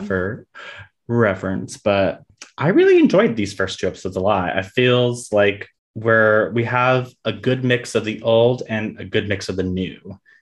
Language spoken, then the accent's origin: English; South Florida, United States; I grew up in South Florida